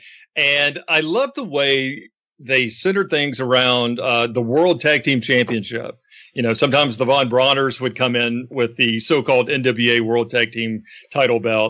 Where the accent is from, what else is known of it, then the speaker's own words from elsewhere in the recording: Memphis, Tennessee, United States; growing up in Memphis as a young fan.